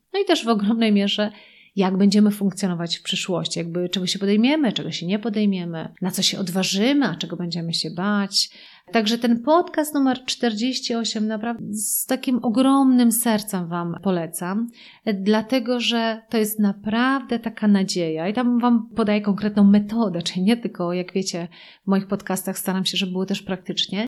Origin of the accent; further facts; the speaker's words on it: Poland; my jako Polacy